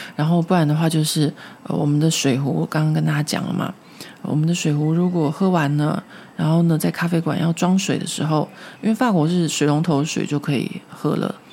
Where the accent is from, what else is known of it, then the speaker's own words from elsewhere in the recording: Taipei, Taiwan; now in Paris, France; 因为我住在松烟这边，松烟这边就有很多的树。 所以我从小在这边长大